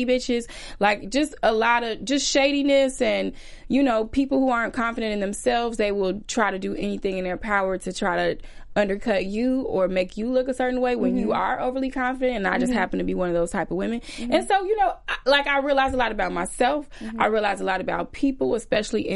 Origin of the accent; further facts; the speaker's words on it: Chicago, Illinois, United States; I'm from Chicago